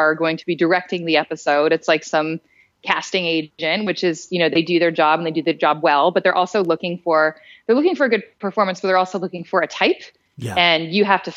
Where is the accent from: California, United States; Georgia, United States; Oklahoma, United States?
Georgia, United States; Roswell; also born or lived in Atlanta, Georgia; I was born in Dunwoody-ish, Sandy Springs-ish, and grew up in the suburbs of Atlanta, which was in Roswell, Georgia